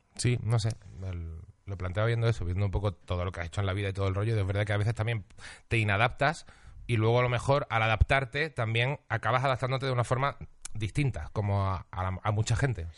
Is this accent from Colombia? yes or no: no; Seville, Andalusia, Spain; moved away as an adult; also born or lived in Huelva; now in Madrid, Spain; Nací en Huelva, me crié en Sevilla, pero tampoco soy sevillano